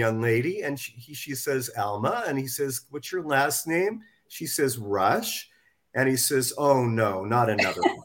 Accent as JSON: {"language": "English", "region": "California", "country": "United States", "tie": "born or raised there", "also_born_or_lived": "Toronto, Canada / Montreal, Canada / Campbellton, New Brunswick, Canada", "said": "our family brought us out to California when I was about 3.5 or 4 years old"}